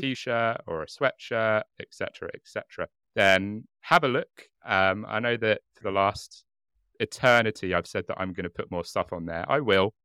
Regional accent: United Kingdom; I'm very British in that I drink English breakfast tea and nothing else

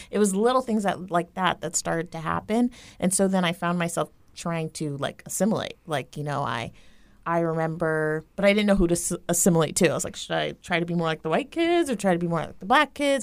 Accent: Tampa, Florida, United States; I grew up here in Tampa, Florida

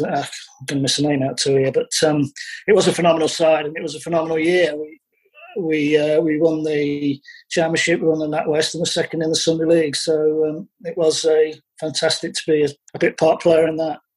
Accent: Lincolnshire, East Midlands, United Kingdom; I was born in Lincolnshire

